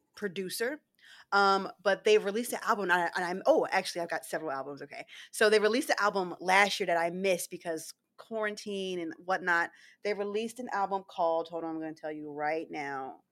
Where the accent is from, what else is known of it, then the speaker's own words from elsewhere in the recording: Philadelphia, Pennsylvania, United States; moved away; we're going back to my hometown, Philly